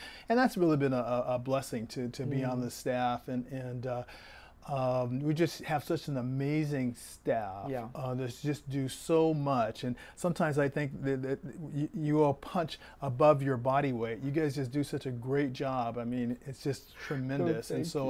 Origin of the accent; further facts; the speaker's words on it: Portland, United States; And so I'm from Portland originally. I'm a PK, a preacher's kid.